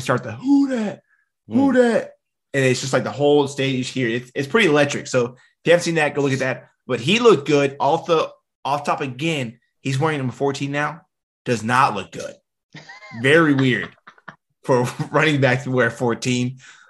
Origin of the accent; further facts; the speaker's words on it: Shreveport, Louisiana, United States; We're from Shreveport.